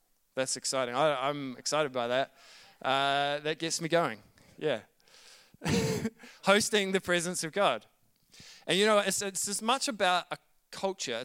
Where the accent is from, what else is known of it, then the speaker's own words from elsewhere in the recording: New Zealand; accent: Kiwi; my Kiwi accent